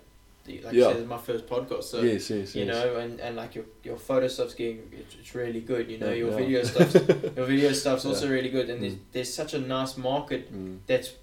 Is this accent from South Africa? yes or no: yes; South Africa; born or raised there